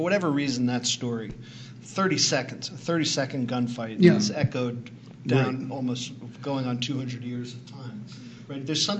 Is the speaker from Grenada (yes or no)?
no; Philadelphia, Pennsylvania, United States; I was originally from the East Coast, you know, mm-hmm. Philadelphia